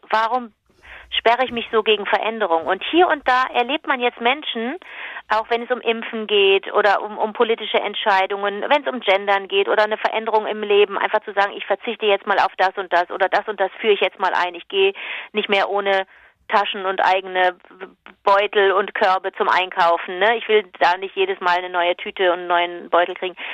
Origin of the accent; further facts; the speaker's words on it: Cologne, North Rhine-Westphalia, Germany; da fühlst du dich natürlich als Kölnerin